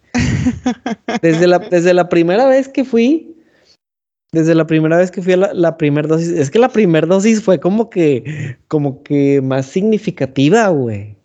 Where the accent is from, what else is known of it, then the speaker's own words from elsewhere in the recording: San Nicolás de los Garza, Nuevo León, Mexico; le agradezco a San Nicolás por haberme elegido como hijo suyo